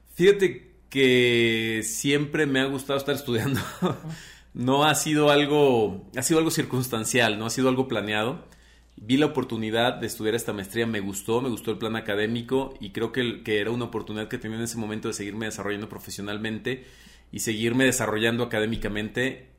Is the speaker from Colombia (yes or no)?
no; Teocaltiche, Jalisco, Mexico; also born or lived in Aguascalientes; Nací, bueno, con muchos teocaltichenses en un hospital en Aguascalientes, pero soy de Teocaltiche, Jalisco